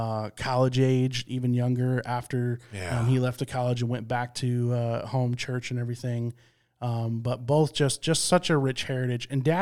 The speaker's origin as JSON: {"language": "English", "town": "Midland", "region": "Michigan", "country": "United States", "tie": "born or raised there", "said": "I grew up in Midland, Michigan, I'm a Michigan State fan."}